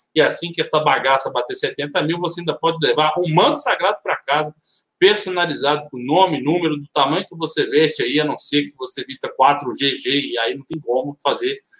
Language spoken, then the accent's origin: Portuguese; Minas Gerais, Brazil; eu sou mineiro